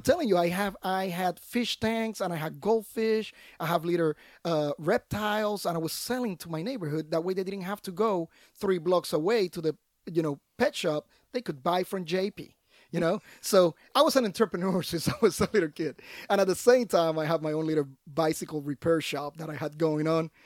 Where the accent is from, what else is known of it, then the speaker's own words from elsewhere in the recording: Puerto Rico; moved away; I was born and raised in Puerto Rico